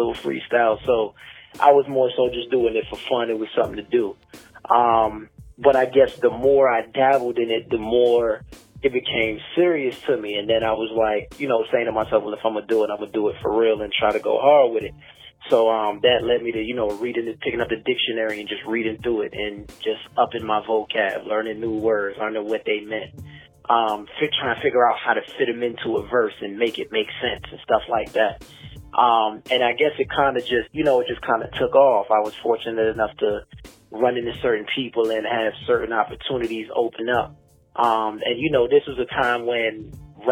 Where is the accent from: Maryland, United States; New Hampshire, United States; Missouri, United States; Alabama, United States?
Maryland, United States; Glenmont; I'm from Maryland. A lot of times I say shout out Glenmont because that's specifically the area I was in.